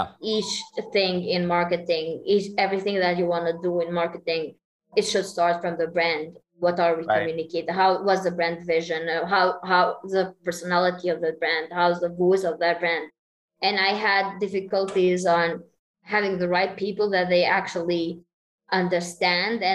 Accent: Kosovo; we're from Kosovo

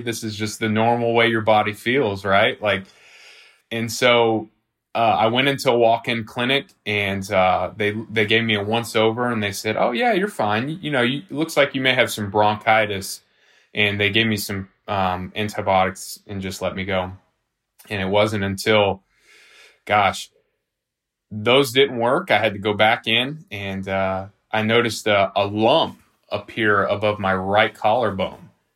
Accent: Nashville, Tennessee, United States; also born or lived in Franklin, Tennessee; I'm, I'm from South Nashville originally

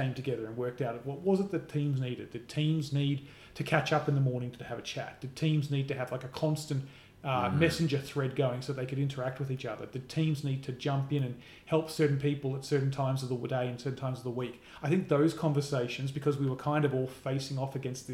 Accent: Australia; also born or lived in United States; as an Australian, but as someone who's lived in America

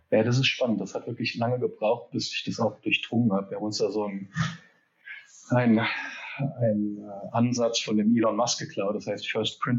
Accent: Geneva, Switzerland; Also ich bin groß geworden in Genf. Mein Dad wurde expatriiert nach Genf ähm, von Hewlett Packard.

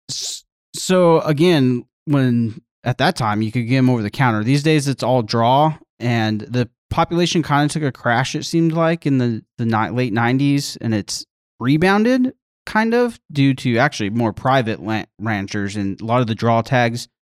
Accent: Albuquerque, New Mexico, United States; also born or lived in The Woodlands, Texas; I am from Albuquerque, New Mexico. Grew up there my whole life, minus the year in Texas

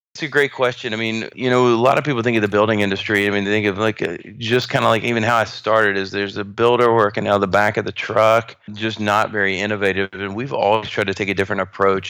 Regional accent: North Carolina, United States; moved away as an adult; now in Houston, United States; I grew up in North Carolina

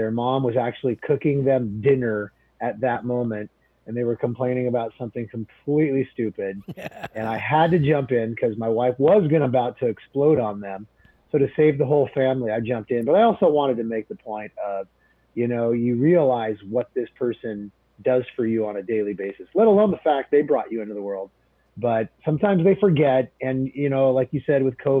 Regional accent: Portland, Oregon, United States; now in Beaverton, United States; I grew up in Southwest Portland

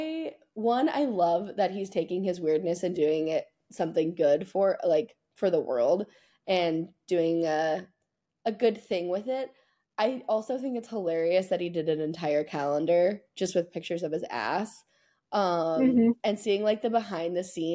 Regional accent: United States; as an American

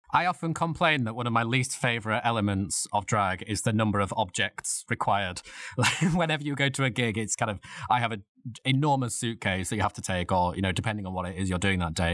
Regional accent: Leeds, Yorkshire and the Humber, United Kingdom; now in London, United Kingdom; I'm originally from Leeds in Yorkshire

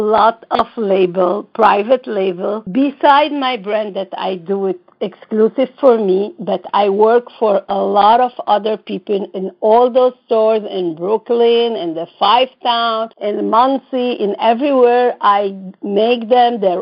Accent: Lebanon; also born or lived in Israel; now in New York, United States; I am from the Middle East, and I was born in Lebanon, but then I moved to Israel

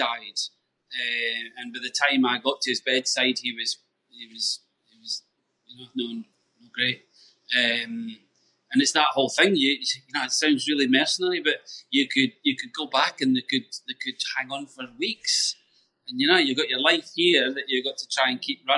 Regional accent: Scotland, United Kingdom; we grew up in Scotland

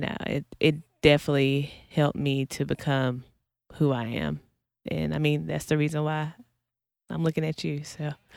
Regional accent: North Carolina, United States; also born or lived in Kansas City, Missouri; now in Los Angeles, United States; originally, originally North Carolina, um, but I moved to L A from Kansas City, Missouri

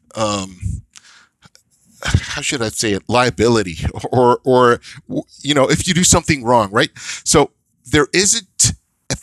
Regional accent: Israel; moved away as an adult; now in North America; I grew up in Israel. And in Israel, when I started grade one, we had a class. And that same class stayed until grade eight.

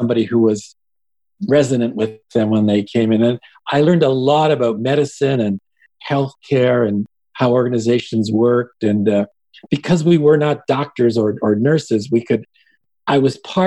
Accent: Hamilton, Ontario, Canada; first language Yiddish; English is a second language; I was born and raised in Hamilton, Ontario, Canada

